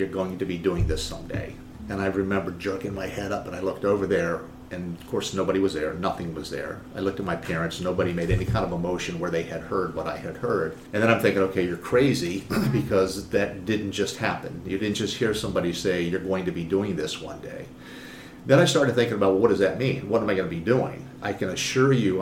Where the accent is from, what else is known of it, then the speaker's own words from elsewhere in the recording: Northern Virginia, United States; also born or lived in Buffalo, New York / Rockville, Maryland / Richmond, Virginia; most of my life has been in Northern Virginia. It is the most influential point of my life in terms of growing up, going through middle school, high school